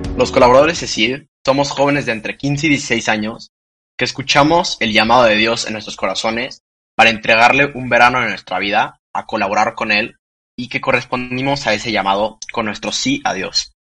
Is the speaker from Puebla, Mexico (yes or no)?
no; Saltillo, Coahuila, Mexico; soy de Saltillo